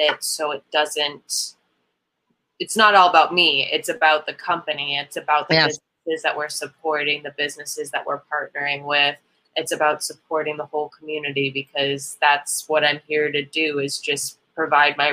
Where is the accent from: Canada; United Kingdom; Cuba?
Canada; also born or lived in Illinois; now in Sacramento, United States; I'm originally from Canada